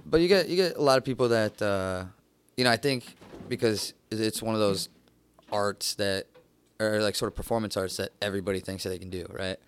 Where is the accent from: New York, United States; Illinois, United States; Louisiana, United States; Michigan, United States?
Michigan, United States; Downriver; moved away as an adult; now in Los Angeles, United States; originally from downriver